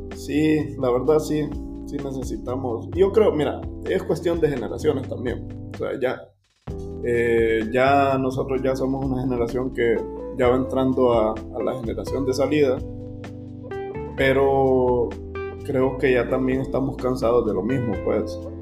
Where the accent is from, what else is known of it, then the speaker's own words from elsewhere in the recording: Honduras; como hondureños